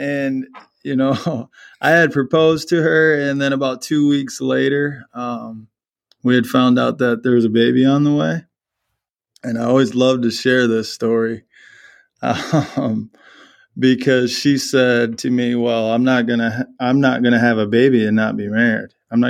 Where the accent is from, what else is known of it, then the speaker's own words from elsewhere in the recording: Burlington, Iowa, United States; now in Waverly, United States; So, yeah, born in Iowa City, and then I always say that I grew up in Burlington, Iowa.